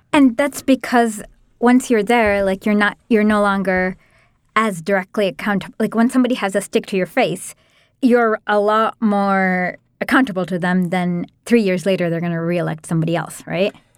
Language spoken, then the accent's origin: English; India; As an Indian